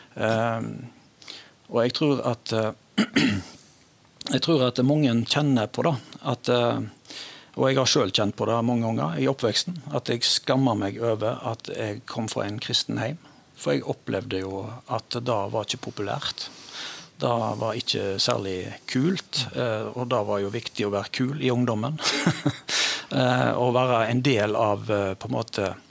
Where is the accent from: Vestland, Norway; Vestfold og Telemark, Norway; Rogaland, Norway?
Vestland, Norway; Stord; jeg er eh, født og oppvokst på Stord